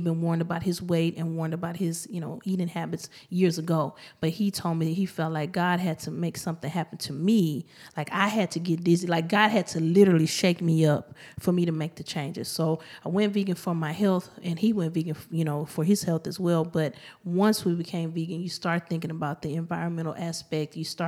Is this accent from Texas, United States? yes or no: yes; Houston, Texas, United States; I am born and raised in Houston, Texas. Third Ward, to be exact.